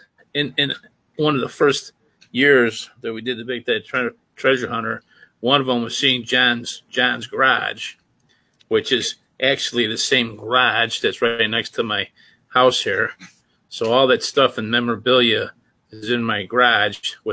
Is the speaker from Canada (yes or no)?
yes; Canada; I'm French Canadian